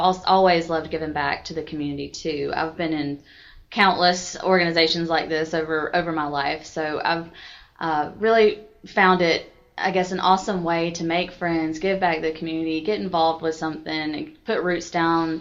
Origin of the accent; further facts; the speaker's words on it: Milledgeville, Georgia, United States; moved away as an adult; also born or lived in Macon / Atlanta; now in Newnan, United States; I'm from Milledgeville, Georgia